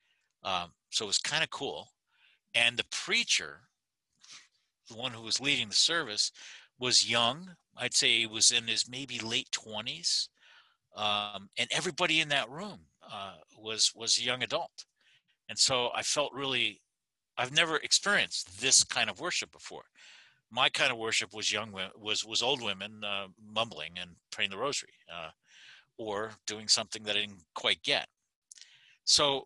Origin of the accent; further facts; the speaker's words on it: Pennsylvania, United States; All the kids I grew up with in Pennsylvania were Catholic